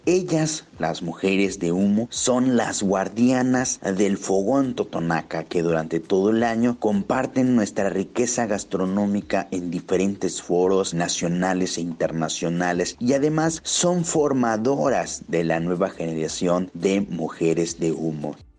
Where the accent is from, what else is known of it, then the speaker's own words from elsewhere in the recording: Veracruz, Mexico; nos convoca como pueblo totonaca, nos convoca como veracruzanos, nos convoca como mexicanos